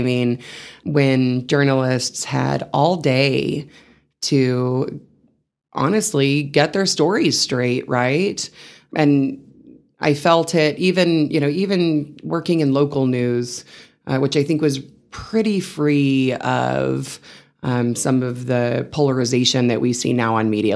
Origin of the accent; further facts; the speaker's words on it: Seminole, Texas, United States; moved away as an adult; also born or lived in Canyon, Texas / San Angelo, Texas; now in Amarillo, United States; I was raised in Seminole, Texas, which is a bit south of Lubbock, so very much a West Texas girl